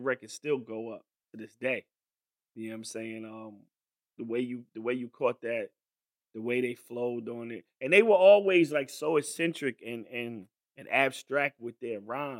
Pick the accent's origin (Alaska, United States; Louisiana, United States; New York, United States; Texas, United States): New York, United States; like I'm from New York, the illest of all places.